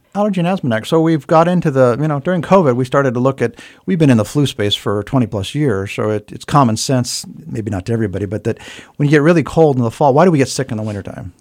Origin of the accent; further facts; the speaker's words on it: Hawaii, United States; now in Bethlehem, United States; I grew up in Hawaii as a kid